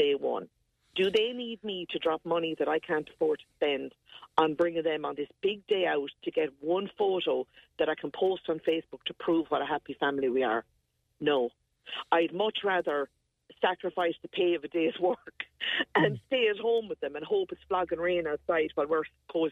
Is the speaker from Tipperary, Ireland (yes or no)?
yes; Bursley, Tipperary, Ireland; over in Bursley, my hometown